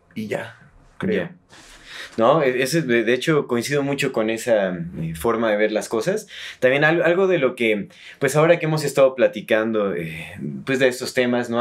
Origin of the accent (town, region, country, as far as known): Mexico